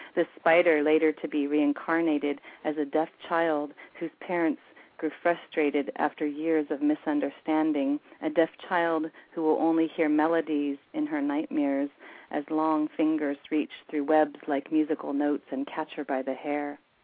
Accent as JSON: {"language": "English", "country": "United States", "moved": "as an adult", "lives_now": "Vancouver, Canada", "said": "the only reason I'm in Canada is because I married a Canadian and uh, I'm from the States"}